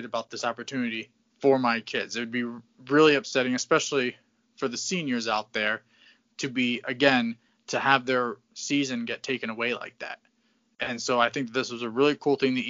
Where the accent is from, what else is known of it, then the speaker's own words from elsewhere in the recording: Southeast Connecticut, United States; we are from Southeast Connecticut